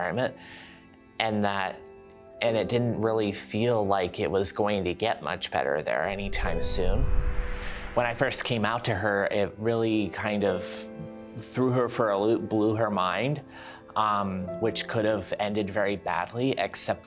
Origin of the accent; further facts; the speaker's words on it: Virginia, United States; moved away as an adult; also born or lived in Georgia, United States; now in British Columbia, Canada; I was born and raised in Virginia, but I did live in Georgia for about 5 years before I came up here